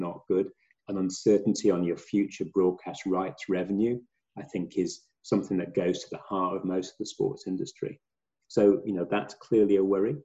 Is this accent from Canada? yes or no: no; England, United Kingdom; As an Englishman